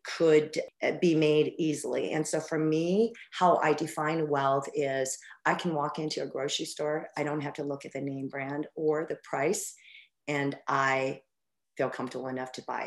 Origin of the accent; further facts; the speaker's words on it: Albuquerque, New Mexico, United States; moved away as an adult; also born or lived in Arizona; I grew up in Albuquerque, New Mexico.